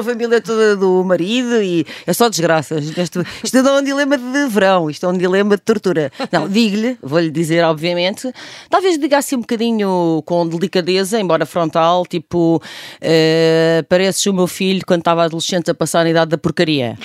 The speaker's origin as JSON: {"language": "Portuguese", "town": "Coimbra", "region": "Centro", "country": "Portugal", "said": "Eu nasci hum. com, com pé na praia no Mossul e depois sou de Coimbra"}